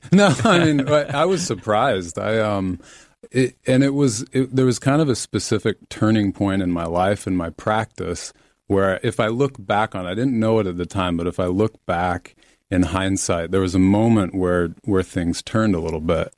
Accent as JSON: {"language": "English", "town": "Salt Lake City", "region": "Utah", "country": "United States", "tie": "born or raised there", "said": "I was raised Mormon in Salt Lake City, Utah"}